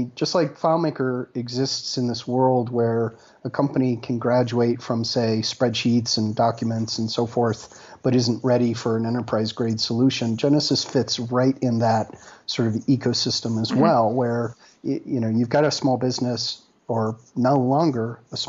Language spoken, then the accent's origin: English; Colorado, United States; moved away as an adult; I grew up in Colorado. I've got family here